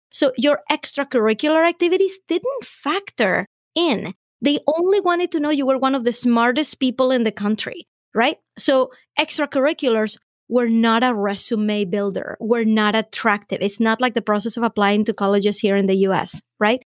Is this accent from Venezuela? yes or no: yes; Venezuela; now in United States; I have found a lot of opportunity in the US that I wouldn't have in my home country